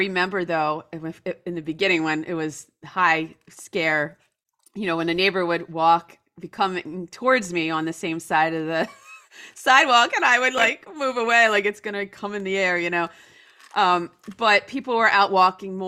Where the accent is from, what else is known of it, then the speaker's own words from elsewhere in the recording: New Jersey, United States; I grew up in a very typical suburb outside of Philadelphia in New Jersey.